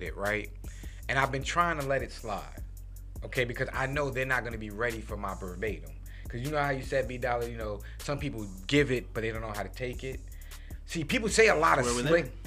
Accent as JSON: {"language": "English", "town": "New York City", "region": "New York", "country": "United States", "tie": "born or raised there", "said": "I grew up in New York City"}